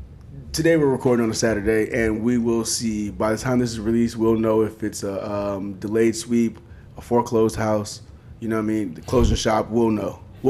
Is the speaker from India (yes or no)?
yes; India; I can't do a Canadian accent because I'm not from Canada, but I'm Indian.